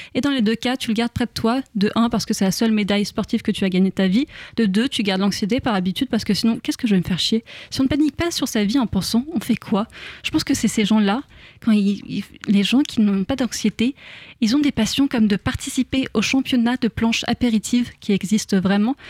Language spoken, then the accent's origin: French; France; en tant que bonne française